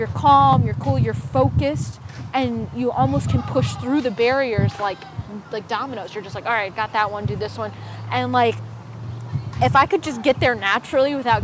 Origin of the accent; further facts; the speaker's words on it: United States; also born or lived in Los Angeles; I was born in America